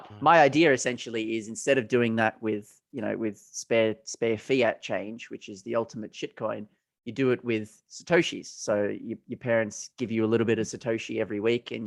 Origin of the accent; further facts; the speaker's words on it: Australia; we're from Australia, if it's not obvious by our accents, but growing up, going to primary school when we were, you know, 5, 6, 7, 8, they had this program from the Commonwealth Bank of Australia